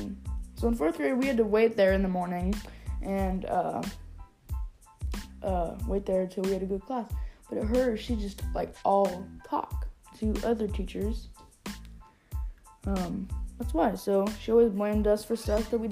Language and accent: English; Arkansas, United States; also born or lived in California; I moved from California to here to Arkansas in third grade